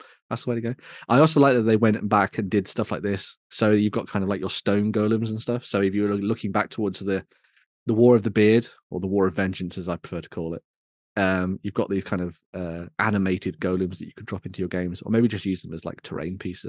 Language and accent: English; West Midlands, United Kingdom; I'm from the West Midlands